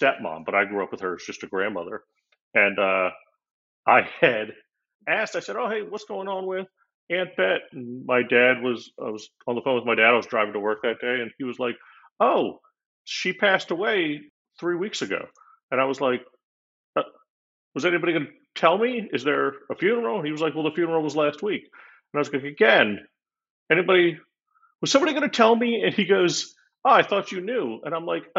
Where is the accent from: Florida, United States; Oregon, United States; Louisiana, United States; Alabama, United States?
Florida, United States; I'm one of those rare Florida natives. I'm born and raised down here